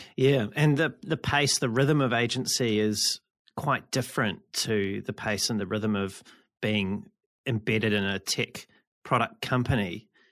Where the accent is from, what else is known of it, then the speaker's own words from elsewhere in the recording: New Zealand; I'm from New Zealand